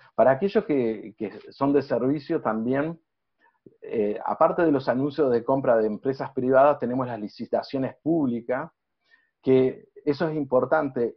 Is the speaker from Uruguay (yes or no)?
yes; Uruguay; soy uruguayo